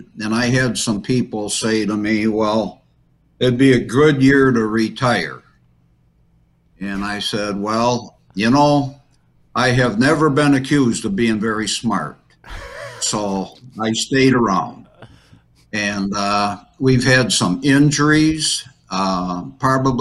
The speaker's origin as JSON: {"language": "English", "town": "Croswell", "region": "Michigan", "country": "United States", "tie": "born or raised there", "said": "when I was in high school. I was from Croswell, Lexington"}